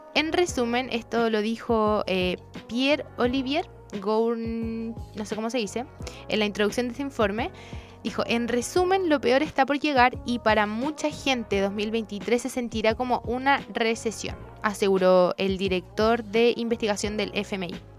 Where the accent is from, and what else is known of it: Chile